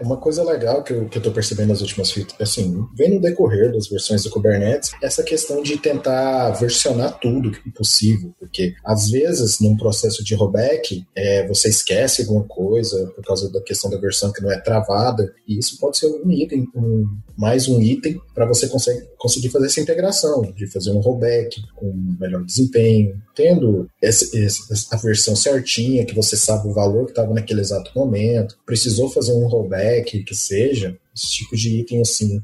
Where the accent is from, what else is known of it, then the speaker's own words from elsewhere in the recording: Uberlândia, Minas Gerais, Brazil; moved away as an adult; now in São Paulo, Brazil; eu sou mineiro, vim de Uberlândia, estou há cerca de um ano em São Paulo